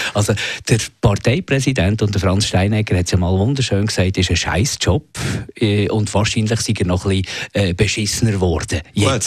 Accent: Switzerland; hier bei uns in der Schweiz

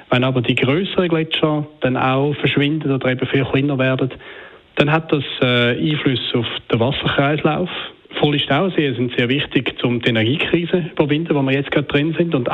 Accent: Switzerland

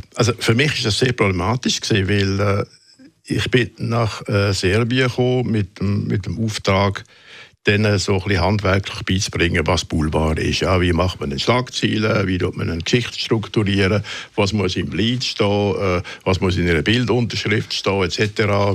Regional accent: Switzerland; moved away as an adult; also born or lived in Munich, Germany; ich bin Schweizer

